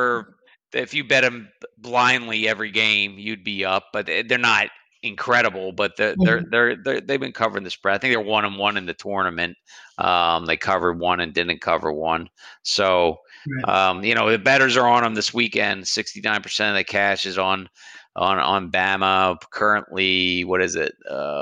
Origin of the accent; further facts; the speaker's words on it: Philadelphia, Pennsylvania, United States; moved away; I'm originally from the Philadelphia area